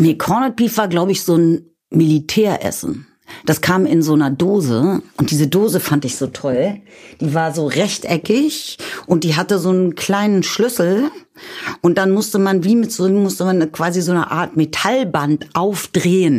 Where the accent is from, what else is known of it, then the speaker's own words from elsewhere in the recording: Kirchweyhe, Lower Saxony, Germany; ich komme aus Niedersachsen, aus dem Norden Deutschlands